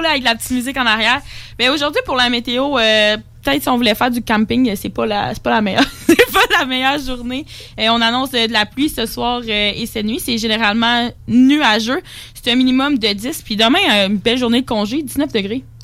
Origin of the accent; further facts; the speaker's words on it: La Pocatière, Quebec, Canada; je viens de l'Apocatière, dans le Bas-Saint-Laurent